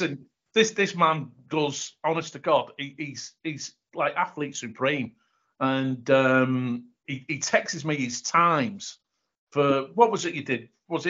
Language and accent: English; England, United Kingdom; now in New Zealand; being an Englishman